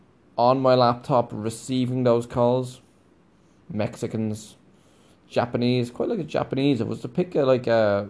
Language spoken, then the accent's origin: English; Ireland; moved away; we're conditioned as Irish people